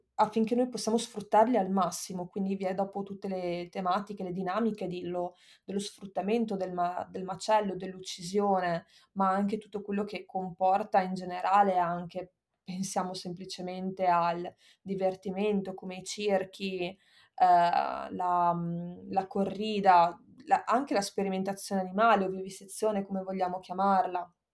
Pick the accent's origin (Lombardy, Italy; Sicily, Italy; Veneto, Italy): Veneto, Italy; Verona; moved away as an adult; also born or lived in Bologna; io sono nata a Verona nell'88 e dopodiché ho fatto il liceo scientifico